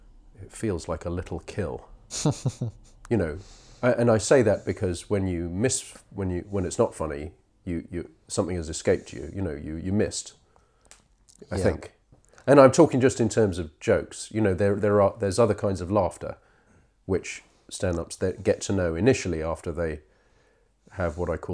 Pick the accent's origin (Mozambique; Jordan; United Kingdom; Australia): United Kingdom; England; also born or lived in Israel; I was born in Israel, just I don't remember it. I was two when we came back to England.